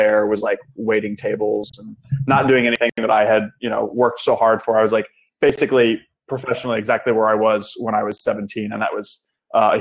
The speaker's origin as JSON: {"language": "English", "town": "Pittsburgh", "region": "Pennsylvania", "country": "United States", "tie": "born or raised there", "also_born_or_lived": "Kent, Ohio", "moved": "as an adult", "said": "I grew up in Pittsburgh, Pennsylvania, in the United States, which is actually where I am back living now as of about 6 weeks ago"}